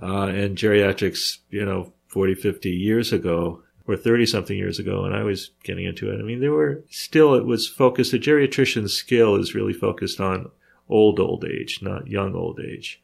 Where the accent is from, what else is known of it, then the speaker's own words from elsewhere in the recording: New York, United States; I grew up in New York